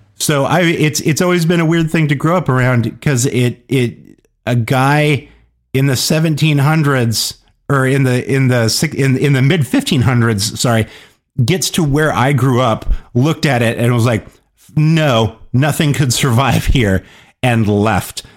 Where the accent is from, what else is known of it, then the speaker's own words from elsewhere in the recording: Kansas, United States; places in Kansas or, or, or my part of the Midwest that I grew up around